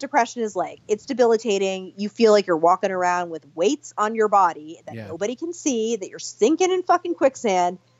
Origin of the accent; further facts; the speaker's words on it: New York City, New York, United States; now in Portland, United States; I'm from Brooklyn